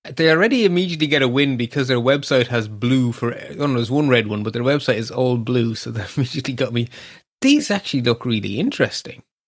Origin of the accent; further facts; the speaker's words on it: Ireland; we don't take compliments here in Ireland